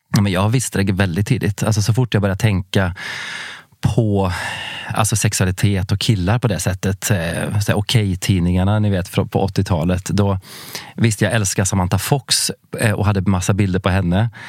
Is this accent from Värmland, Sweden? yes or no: yes; Värmland, Sweden; moved away; jag är från Värmland från början. Eh, en liten eh, ort eh, vid norska gränsen.